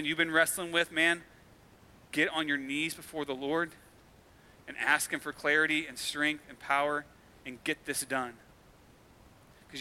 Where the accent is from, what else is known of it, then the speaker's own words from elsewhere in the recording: United States; myself included, that we as American Christians